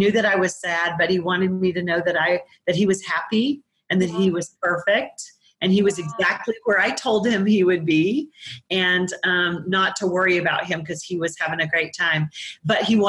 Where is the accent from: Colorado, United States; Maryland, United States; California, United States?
Colorado, United States; I'm from Colorado